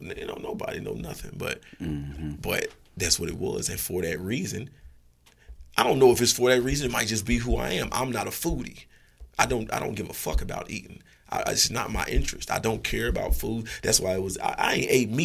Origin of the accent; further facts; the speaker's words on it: Indianapolis, Indiana, United States; I'm from the city. I'm from Indianapolis, Indiana. You know, from the 3900 block